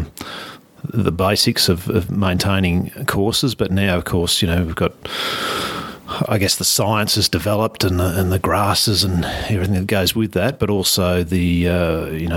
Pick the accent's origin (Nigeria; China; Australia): Australia; Scoresby, Victoria; our dairy farm was in Scoresby